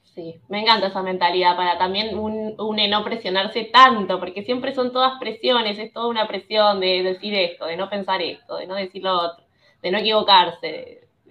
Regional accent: Buenos Aires, Argentina; yo soy de Buenos Aires, muy porteña

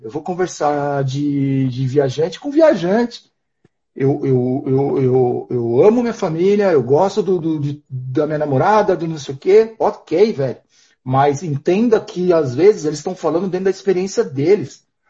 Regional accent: interior of São Paulo, Brazil; moved away as an adult; also born or lived in Portugal; eu venho de uma cidade interior de São Paulo

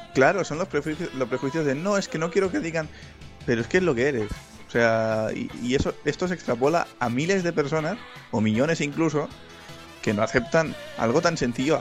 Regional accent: Catalonia, Spain; soy catalán.

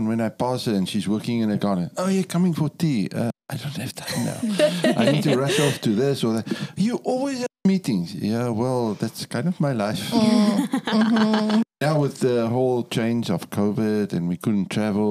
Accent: Cape Town, Western Cape, South Africa; moved away as an adult; also born or lived in Angola / Namibia / Botswana; I come from South Africa. I was born and raised in Cape Town, the most beautiful city in the world.

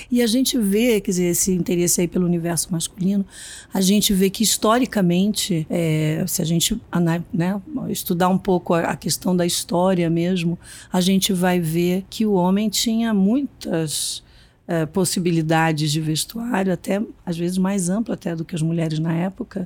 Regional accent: Minas Gerais, Brazil; eu sou mineira também

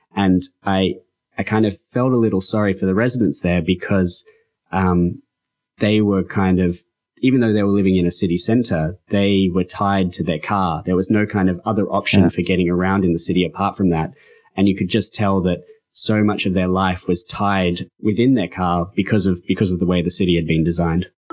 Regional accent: Sydney, New South Wales, Australia; moved away; also born or lived in Saudi Arabia / Copenhagen / United States; I, I grew up in Australia um, in kind of a fringe part of Sydney.

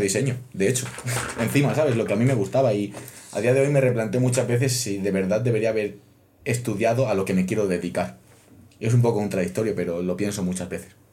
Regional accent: Extremadura, Spain; moved away as an adult; now in Madrid, Spain; yo no soy de Madrid, yo soy de Extremadura. Venir a Madrid desde Extremadura fue un cambio duro

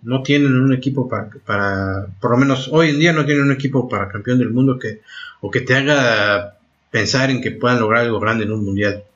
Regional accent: Argentina; now in France; como nosotros, eh, como en Argentina

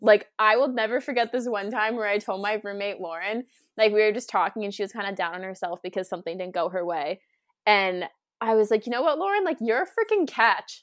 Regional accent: Cape Cod, Massachusetts, United States; also born or lived in Plymouth, Massachusetts / Amherst, Massachusetts; I grew up on the Cape

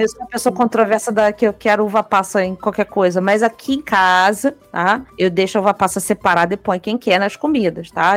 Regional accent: Brazil; Eu não sou italiano, sou só brasileiro

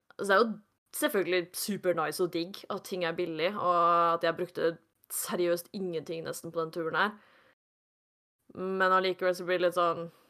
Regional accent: Norway; jeg kommer fra Norge

